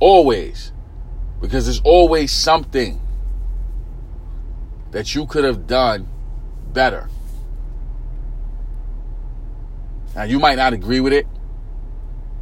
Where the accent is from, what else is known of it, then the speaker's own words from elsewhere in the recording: New York City, New York, United States; I grew up in East New York, Brooklyn, inner city community.